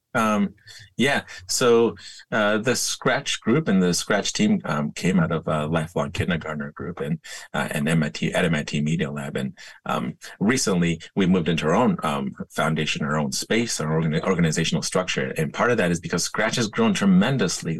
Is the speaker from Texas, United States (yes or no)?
no; San Diego, California, United States; I grew up skateboarding in San Diego.